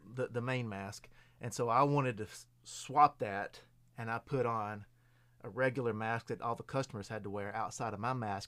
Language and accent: English; Lewisburg, Tennessee, United States; I'm originally from Lewisburg, Tennessee.